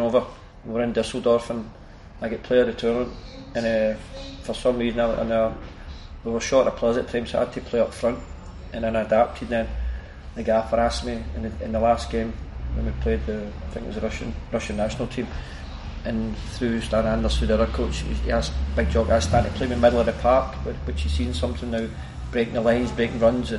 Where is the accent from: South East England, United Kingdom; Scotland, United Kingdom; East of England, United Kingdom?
Scotland, United Kingdom; Glasgow; I come from Plantation, it was a hard upbringing, but it was an enjoyable upbringing